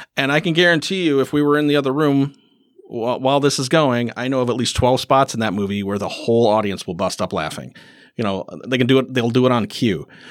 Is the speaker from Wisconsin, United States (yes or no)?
yes; Cameron, Wisconsin, United States; also born or lived in Rice Lake, Wisconsin; I grew up in Cameron.